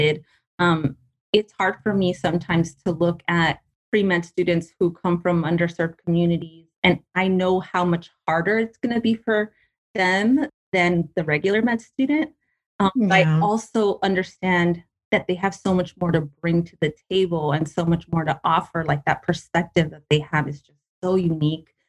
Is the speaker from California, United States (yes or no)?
yes; Paramount, California, United States; I grew up in Paramount, which is like near Long Beach